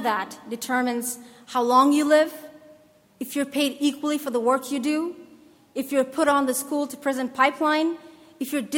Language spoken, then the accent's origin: English; Somalia; my home country of Somalia